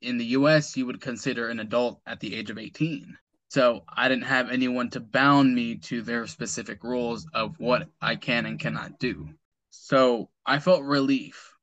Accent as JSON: {"language": "English", "country": "United States", "tie": "born or raised there", "said": "I was raised here in the States, in the U.S."}